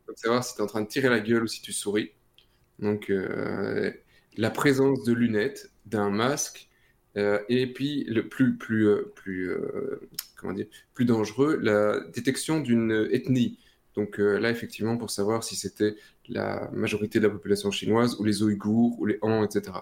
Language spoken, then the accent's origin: French; Belgium; chez nous en Belgique, Proximus